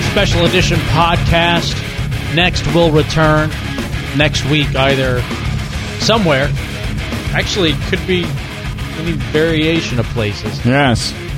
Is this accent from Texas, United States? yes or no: yes; Dallas, Texas, United States; I grew up in Dallas, Texas